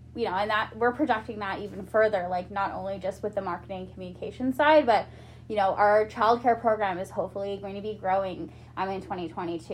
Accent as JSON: {"language": "English", "town": "Quesnel", "region": "British Columbia", "country": "Canada", "tie": "born or raised there", "also_born_or_lived": "Nanaimo", "lives_now": "Prince George, Canada", "said": "I grew up like in Quesnel"}